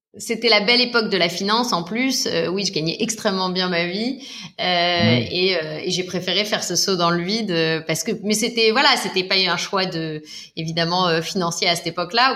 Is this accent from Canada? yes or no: no; United States; now in France; j'ai grandi aux États-Unis